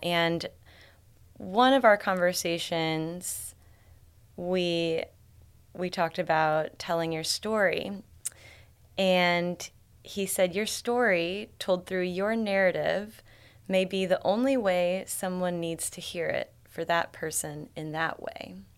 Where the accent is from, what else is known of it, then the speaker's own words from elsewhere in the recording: Columbia, Illinois, United States; moved away as an adult; now in St. Louis, United States; Columbia, Illinois. But I've been in St. Louis my entire adult life